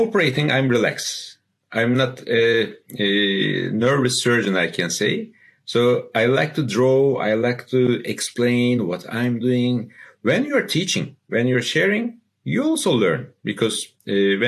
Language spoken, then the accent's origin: English; Istanbul, Turkey; I'm from Turkey, Istanbul